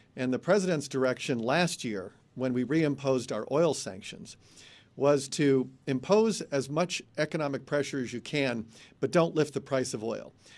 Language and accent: English; Bettendorf, Iowa, United States; moved away; I grew up in Bettendorf, Iowa